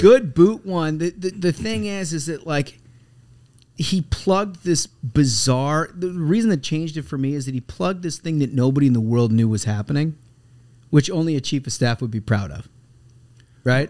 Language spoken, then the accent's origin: English; United States; as an American